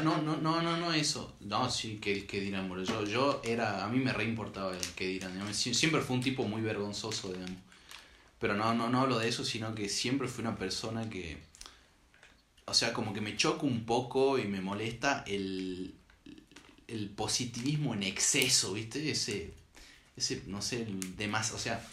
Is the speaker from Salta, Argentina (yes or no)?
yes; Salta, Argentina